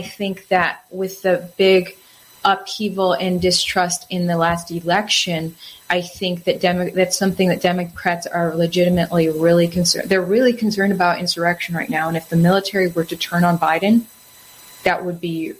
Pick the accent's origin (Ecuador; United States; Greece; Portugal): United States; Wisconsin; I'm from Wisconsin.